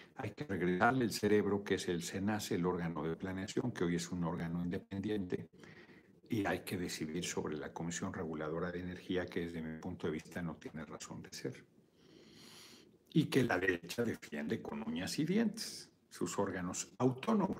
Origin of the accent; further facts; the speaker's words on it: Mexico; en mi país no es obligatorio